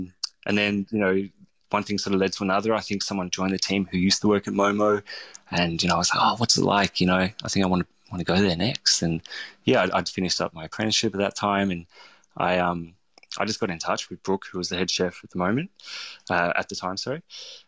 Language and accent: English; St Kilda, Victoria, Australia; had these sort of memories of growing up in St Kilda and going to the Stoke House and eating dad's food.